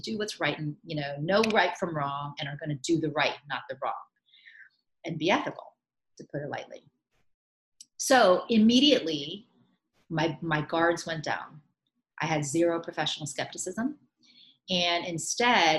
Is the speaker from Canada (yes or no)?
no; Miami, Florida, United States; moved away as an adult; also born or lived in New York / India (ancestry); I grew up in Miami.